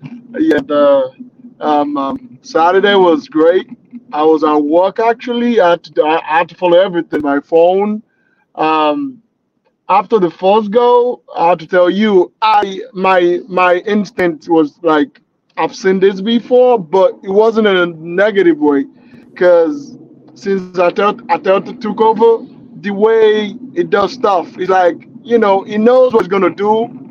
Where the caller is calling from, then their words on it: Naperville, Illinois, United States; Right now, I'm talking from Naperville, Illinois, United States.